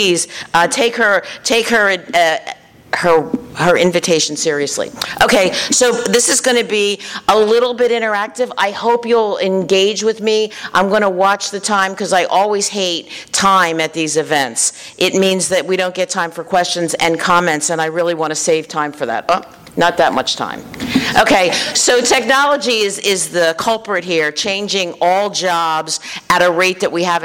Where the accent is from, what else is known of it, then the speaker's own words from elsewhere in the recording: Philadelphia, Pennsylvania, United States; moved away as an adult; also born or lived in Washington, D.C. / New Jersey; I was from Philadelphia